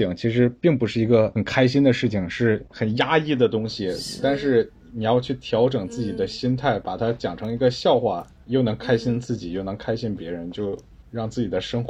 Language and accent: Chinese; China; now in Australia; 我说我是中国来的，我是百分之百 made in China。